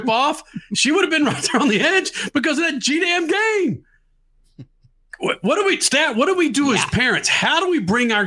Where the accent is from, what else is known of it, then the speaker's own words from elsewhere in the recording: Dallas, Texas, United States; I'm born and raised in Dallas